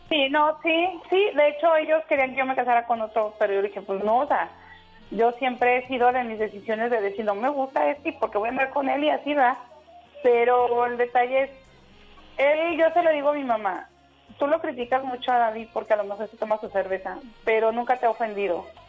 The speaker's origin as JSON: {"language": "Spanish", "town": "León", "region": "Guanajuato", "country": "Mexico", "moved": "as an adult", "lives_now": "Tijuana, Mexico", "said": "yo soy de León"}